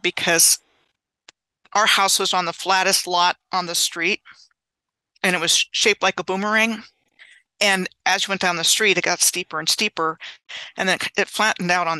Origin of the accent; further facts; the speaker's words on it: Gaithersburg, Maryland, United States; moved away as an adult; also born or lived in Clovis, New Mexico / Fairbanks, Alaska / Wyoming / Oklahoma City, Oklahoma; I grew up in the Gaithersburg, Rockville, Maryland area in Montgomery County. So I grew up about 20 miles from Washington, D.C.